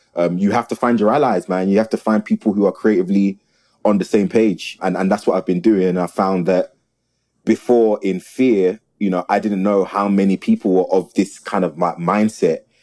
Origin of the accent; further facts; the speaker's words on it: South London, United Kingdom; I was born and raised in the community. I'm from South